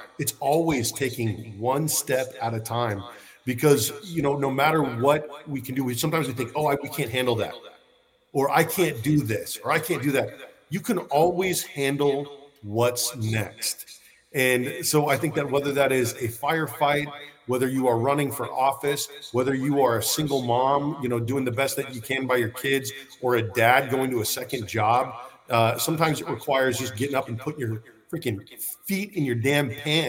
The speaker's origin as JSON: {"language": "English", "region": "Northern California", "country": "United States", "tie": "born or raised there", "also_born_or_lived": "Santa Clara / Fresno / Sacramento / Roseville", "said": "I was born in Santa Clara. My grandpa worked for IBM out in San Jose in the Almaden Valley, and I lived all over Northern California, the Bay Area, Fresno, Sacramento, Roseville, Placerville, El Dorado County."}